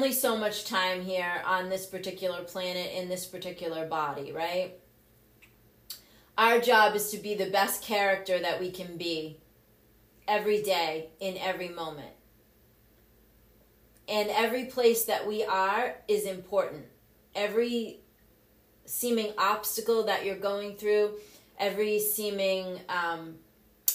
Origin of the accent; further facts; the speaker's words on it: Cape Cod, Massachusetts, United States; I grew up on Cape Cod. I graduated from Barnstable High School